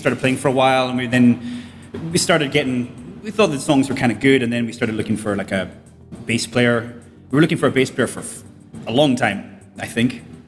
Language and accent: English; Scotland, United Kingdom; now in Spain; I'm from Scotland, not from here.